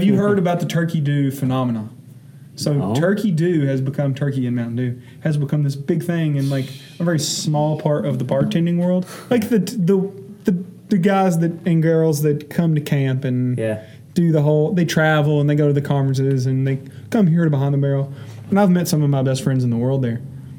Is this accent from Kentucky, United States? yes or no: yes; Tyrone, Kentucky, United States; But do not say I'm from Lawrenceburg. You know, I'm from Tyrone.